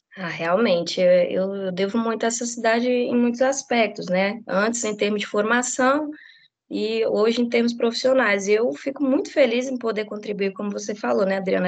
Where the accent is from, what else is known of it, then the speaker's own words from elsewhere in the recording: Formosa, Goiás, Brazil; eu sou nascida e criada em Formosa